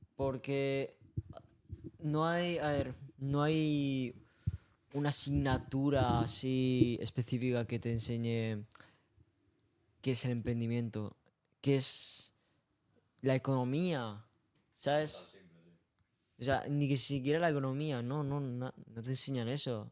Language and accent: Spanish; Tarragona, Catalonia, Spain; Yo he nací en Tarragona.